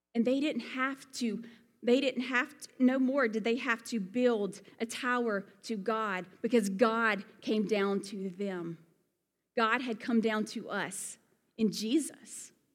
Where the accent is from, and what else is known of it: Alabama, United States; accent: Southern; moved away as an adult; also born or lived in Colorado